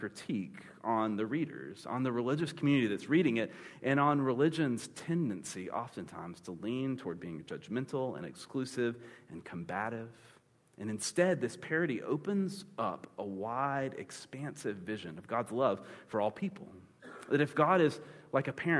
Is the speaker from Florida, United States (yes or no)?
yes; Panama City, Florida, United States; I grew up in Panama City, Florida